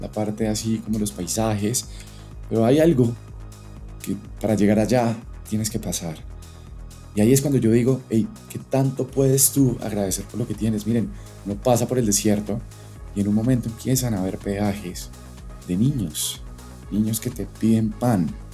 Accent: Colombia; also born or lived in Bogotá; los paisajes que tenemos como colombianos

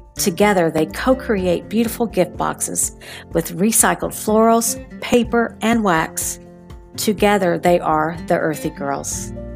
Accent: North Texas, United States; my hometown in North Texas

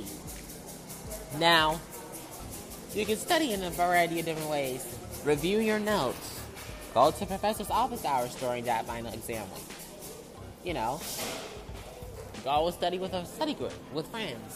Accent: Detroit, Michigan, United States; moved away as an adult; my hometown, Detroit

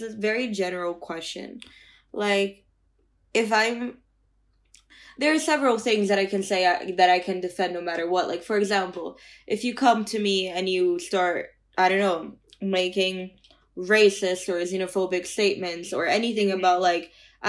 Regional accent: Brazil; I'm from Brazil, right? So it's a democracy. I can speak for my country.

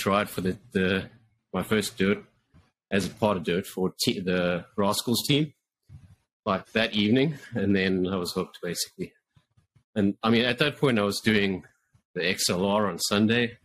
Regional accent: South Africa; moved away as an adult; now in Canada; I'm actually from South Africa originally. Moved to Canada in 2016.

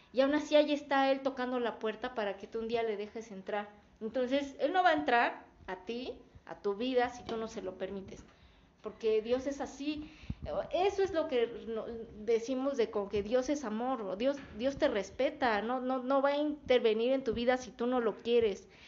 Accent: Mexico; somos mexicanos, no somos de Israel

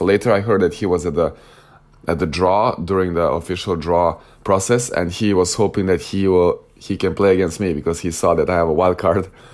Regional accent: Novi Sad, Vojvodina, Serbia; moved away as an adult; my hometown, in my home club, Novi Sad

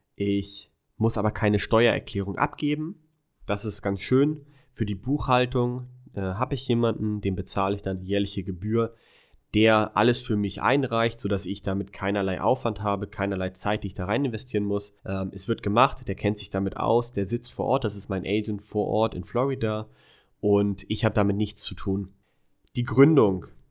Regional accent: Germany; moved away; als Deutscher sowieso jederzeit zurück nach Deutschland

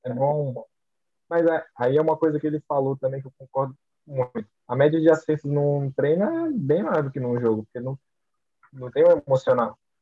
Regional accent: Brazil; eu sou brasileiro

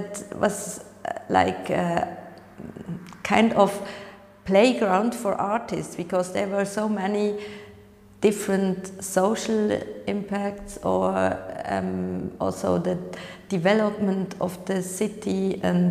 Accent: Switzerland; moved away as an adult; now in Berlin, Germany; I'm originally from Switzerland and I'm living in Berlin since almost 20 years.

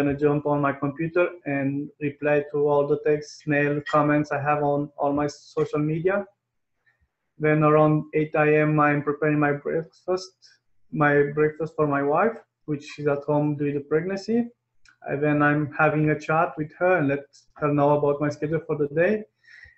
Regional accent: Romania; English is a second language; My first language is not English. I come from a poor country, which is Romania

